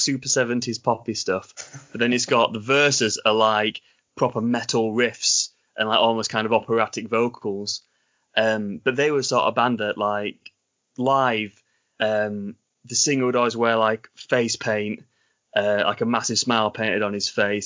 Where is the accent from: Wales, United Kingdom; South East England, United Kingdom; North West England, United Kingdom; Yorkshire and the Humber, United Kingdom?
Yorkshire and the Humber, United Kingdom; accent: Sean Bean / Ned Stark accent; I'm not from America at all. I'm from England.